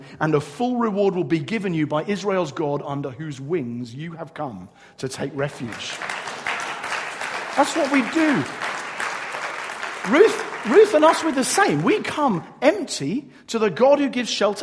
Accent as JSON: {"language": "English", "region": "England", "country": "United Kingdom", "said": "I'm English"}